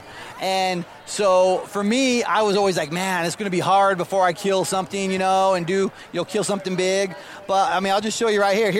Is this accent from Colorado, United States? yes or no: no; Utah, United States; Growing up, I'm born and raised here in Utah.